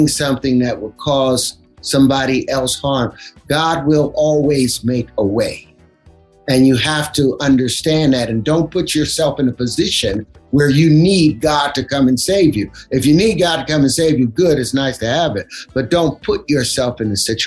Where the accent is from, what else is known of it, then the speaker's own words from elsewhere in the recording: Los Angeles, California, United States; I grew up up on Grape Street